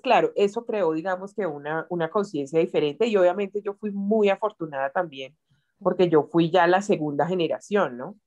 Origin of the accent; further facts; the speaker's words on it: Bogotá, Colombia; yo nací en Bogotá.